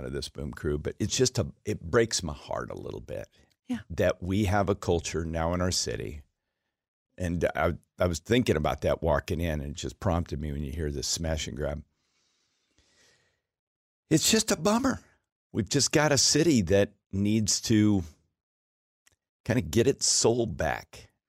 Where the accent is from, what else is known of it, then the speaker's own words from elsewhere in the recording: Anchorage, Alaska, United States; My hometown of Anchorage, Alaska, has a higher violent crimes per 100,000 than Chicago, Illinois.